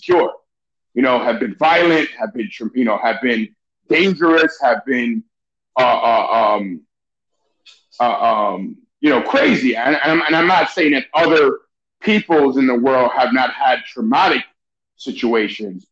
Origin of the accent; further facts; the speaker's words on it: New York City, New York, United States; also born or lived in Venezuela; I'm an immigrant. You're a first generation. You know, we grew up in New York City